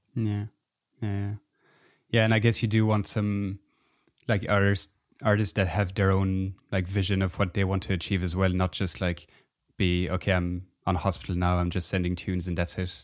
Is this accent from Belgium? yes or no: yes; Belgium; I'm from Belgium